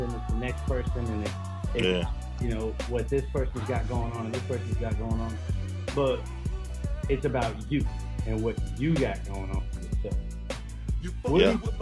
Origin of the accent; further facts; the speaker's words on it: California, United States; I'm from California, born and raised